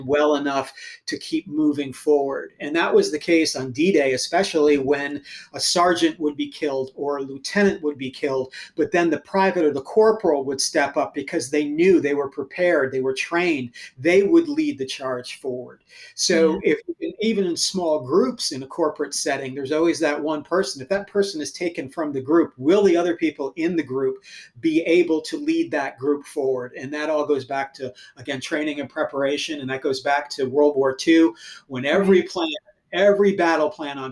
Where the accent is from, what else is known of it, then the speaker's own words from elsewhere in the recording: United States; We're Americans